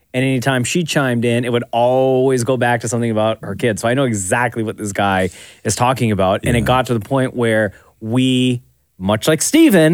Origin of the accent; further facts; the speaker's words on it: Toronto, Ontario, Canada; also born or lived in Kitchener; That's where I grew up.